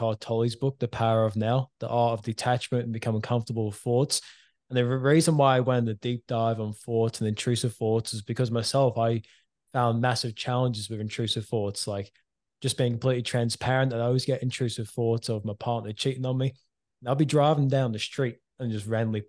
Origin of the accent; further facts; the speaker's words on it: Queensland, Australia; also born or lived in England; it was left with just me and mum in Queensland.